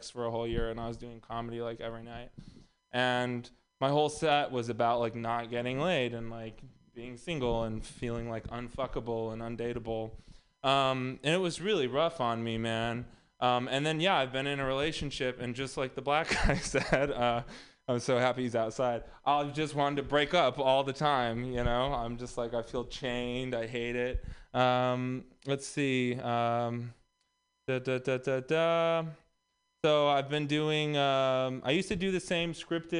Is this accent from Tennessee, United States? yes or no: no; Texas, United States; moved away; also born or lived in Los Angeles; I'm also from Texas.